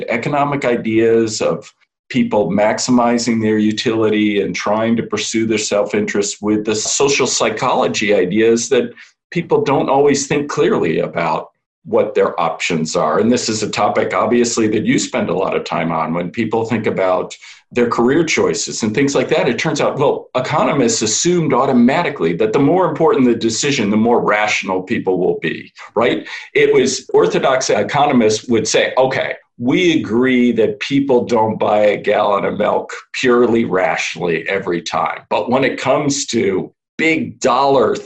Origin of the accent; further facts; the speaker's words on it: Chicago, Illinois, United States; moved away as an adult; also born or lived in Boston; I grew up in Chicago as the oldest of three sons of two academics.